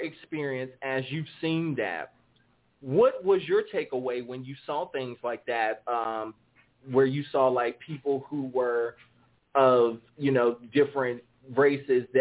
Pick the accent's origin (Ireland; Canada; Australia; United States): United States; the South; accent: southern drawl; I have a southern drawl, so yeah, I'm from America